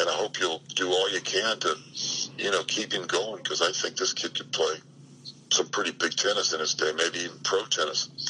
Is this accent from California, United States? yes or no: yes; Hawthorne, California, United States; also born or lived in Miami, Florida; now in Camarillo, United States; I was in Miami till I was 10, and then I grew up in Hawthorne, California